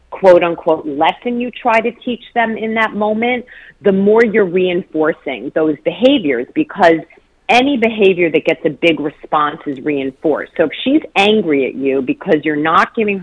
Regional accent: northern New Jersey, United States; also born or lived in Detroit, Michigan / Ann Arbor, Michigan; now in Washington, D.C., United States; I'm originally from northern New Jersey, right across the river from New York City, and now I'm in Washington, D.C.

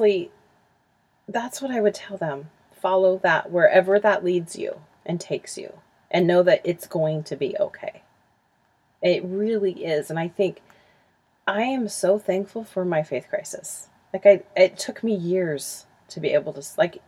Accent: Huntington Beach, California, United States; moved away as an adult; also born or lived in Utah; I grew up in Huntington Beach. And we just recently moved back here in January

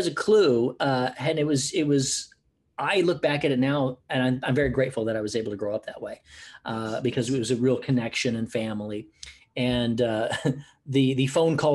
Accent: United States; moved away as an adult; also born or lived in Oklahoma / Houston, Texas / Los Angeles, California; now in Gold Coast, Australia; I grew up in Oklahoma and Houston.

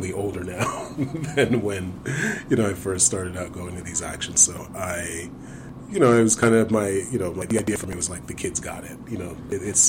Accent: Brooklyn, New York, United States; I am from Brooklyn, New York

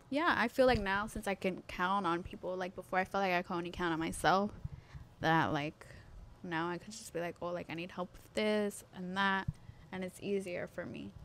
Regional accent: New York, United States; now in Elizabeth, United States; I was born in New York

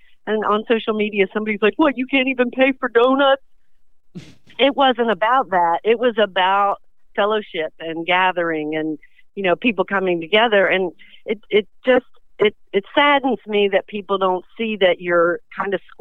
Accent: Delaware, United States; I'm from Delaware. My husband's from Delaware

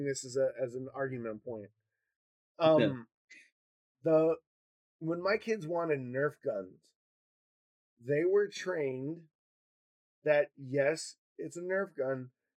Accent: Michigan, United States; now in Wisconsin, United States; I grew up in Michigan and here in Wisconsin.

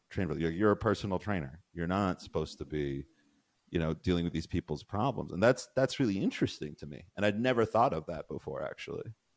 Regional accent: Colorado, United States; I grew up in Colorado

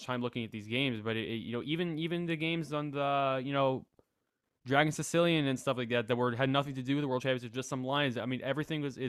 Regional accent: United States; moved away as an adult; now in Denmark; I'm from the United States

